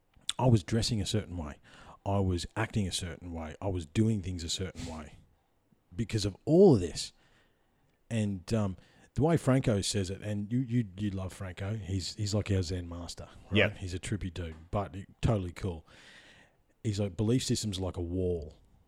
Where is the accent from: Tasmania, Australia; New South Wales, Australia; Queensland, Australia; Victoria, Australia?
Victoria, Australia; But I grew up in Central Victoria. What do you think happened to a skinny kid called … in Central Victoria in the fucking 80s, mate?